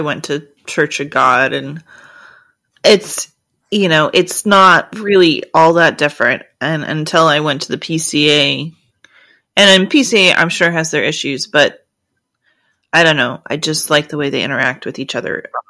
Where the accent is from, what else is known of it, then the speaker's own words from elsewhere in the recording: the South, United States; I grew up in the South